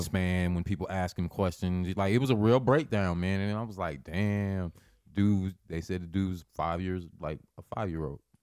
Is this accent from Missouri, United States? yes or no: no; Lincoln, Nebraska, United States; I'm born and raised in Lincoln